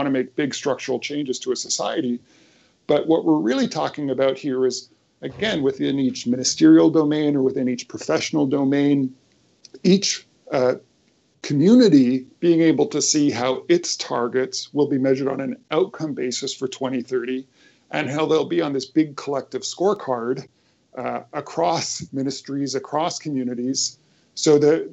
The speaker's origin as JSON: {"language": "English", "country": "Canada", "said": "in Canada, my home country"}